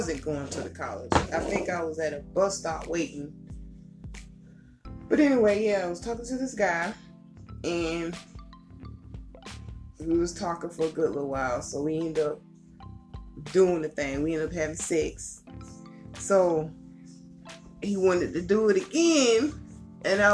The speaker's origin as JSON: {"language": "English", "town": "Columbia", "country": "United States", "tie": "born or raised there"}